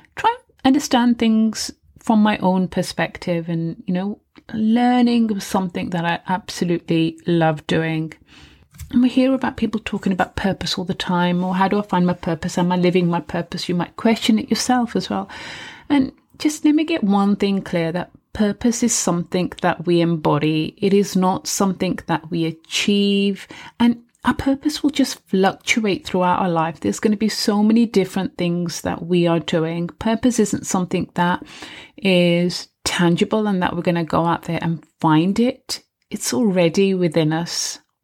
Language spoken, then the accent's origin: English; United Kingdom; I was living in the U K, I was born in the U K